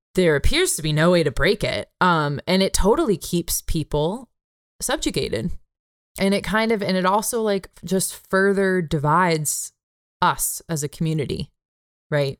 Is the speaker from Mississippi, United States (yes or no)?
no; San Jose, California, United States; my hometown of San Jose